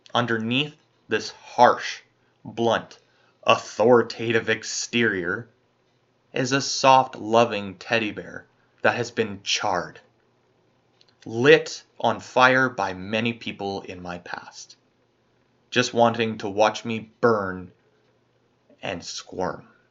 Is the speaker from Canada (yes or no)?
yes; Canada; As a Canadian